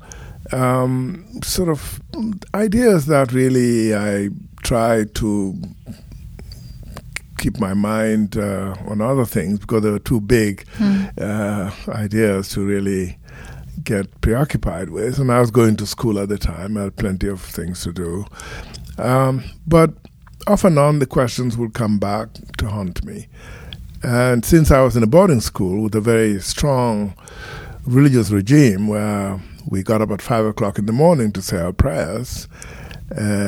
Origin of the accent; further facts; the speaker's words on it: Gambia; I grew up in the Gambia in West Africa in a very traditional Muslim community and went to school there